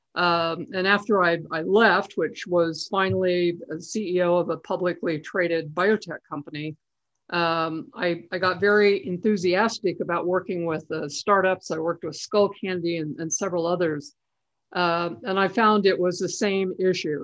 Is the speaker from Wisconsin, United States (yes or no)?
no; Idaho, United States; I was from Idaho